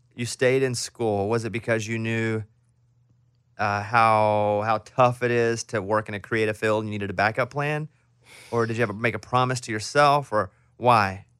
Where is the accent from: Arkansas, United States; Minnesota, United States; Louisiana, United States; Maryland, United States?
Arkansas, United States; moved away; I'm from Arkansas. We grew up near the same town.